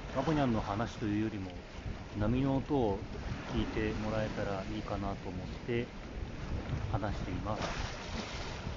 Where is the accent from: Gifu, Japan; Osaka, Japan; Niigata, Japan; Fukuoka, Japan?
Niigata, Japan; moved away as an adult; 生まれ育ったところ